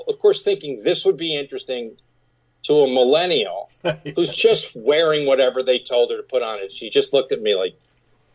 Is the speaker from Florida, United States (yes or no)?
no; Rye, New York, United States; I grew up in Rye, New York